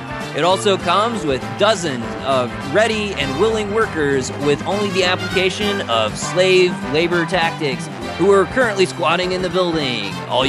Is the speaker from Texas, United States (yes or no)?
yes; El Paso, Texas, United States; I grew up in El Paso, Texas, and I never really had many people who accepted me there